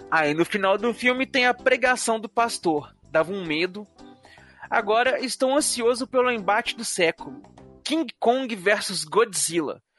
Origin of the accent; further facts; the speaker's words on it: Brazil; eu sou brasileiro é mesmo.